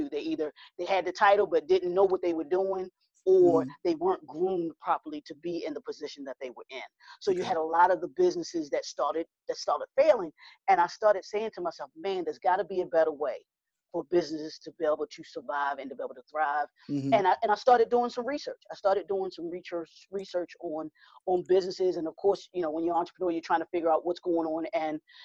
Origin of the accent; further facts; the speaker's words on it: Baltimore, Maryland, United States; I am born and raised in Baltimore, Maryland